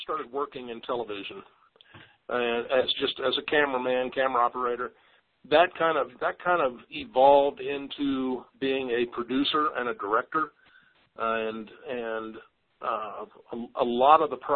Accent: Kansas, United States; moved away as an adult; now in Colorado, United States; A kid growing up in Kansas always wanted to live in the Rocky Mountains.

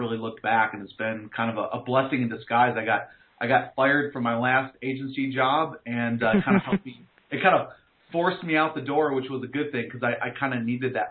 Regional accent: New York, United States; moved away as an adult; also born or lived in North Carolina; now in Raleigh, United States; I grew up in New York.

